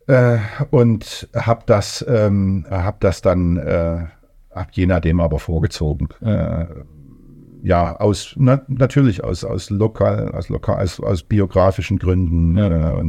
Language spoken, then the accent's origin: German; Thuringia, Germany; also born or lived in Saxony; Also ich, also ich bin Thüringer, Sachse, so irgendwie zwischen, mhm.